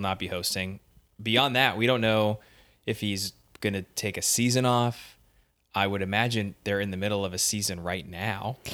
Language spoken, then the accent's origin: English; Northeast, United States; I'm from the Northeast